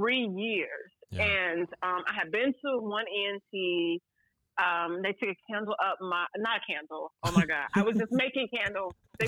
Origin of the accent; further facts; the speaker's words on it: St. Louis, Missouri, United States; accent: country twang; moved away as an adult; now in Los Angeles, United States; I am originally from St. Louis, so you get a little bit of the country twang.